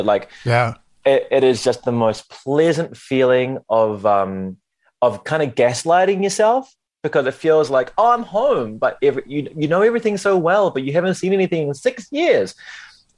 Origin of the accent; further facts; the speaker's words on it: Wellington, New Zealand; accent: New Zealand; moved away as an adult; also born or lived in Christchurch; now in Tokyo, Japan; But this, where I am now, Wellington, this is my hometown